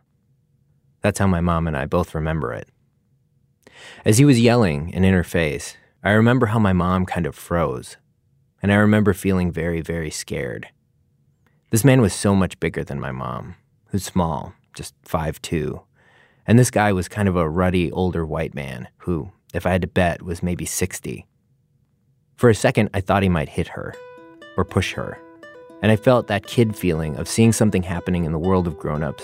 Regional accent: Milwaukee, Wisconsin, United States; my hometown, Milwaukee.

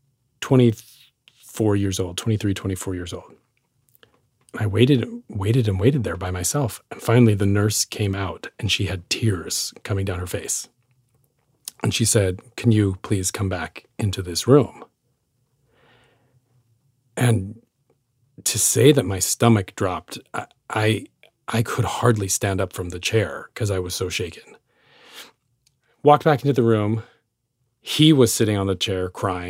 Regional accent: Utah, United States; I'm this kid from Utah

